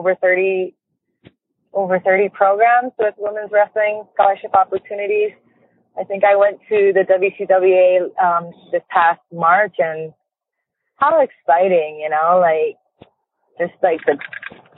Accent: Hawaii, United States; I grew up in Hawaii

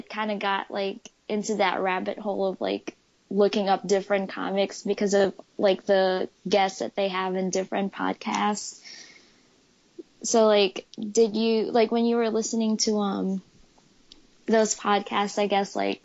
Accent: Philippines; now in Michigan, United States; I was born and raised in the Philippines

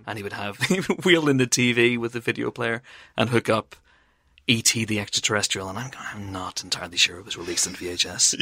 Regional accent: Banbridge, Northern Ireland, United Kingdom; moved away; I went once to a football match for my hometown, Baton Rouge in Northern Ireland.

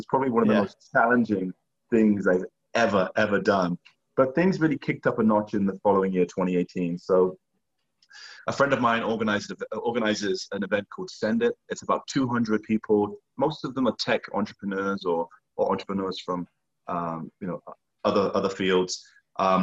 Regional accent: England, United Kingdom; moved away; I come from the countryside in England

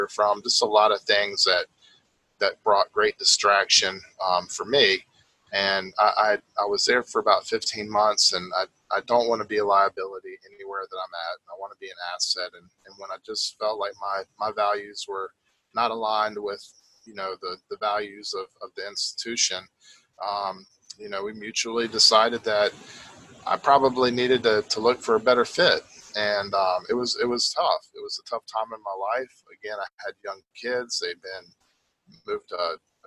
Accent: Raleigh, North Carolina, United States; I'm from Raleigh

